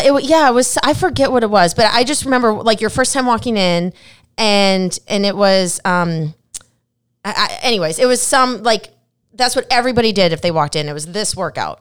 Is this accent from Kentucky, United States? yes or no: no; Minnesota, United States; moved away; I'm from Minnesota